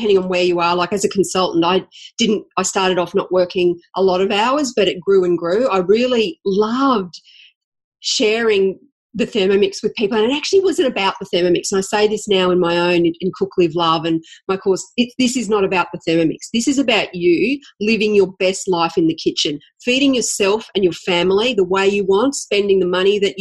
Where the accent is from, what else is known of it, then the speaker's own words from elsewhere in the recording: Toowoomba, Queensland, Australia; now in Brisbane, Australia; I grew up in Toowoomba, and I moved to Brisbane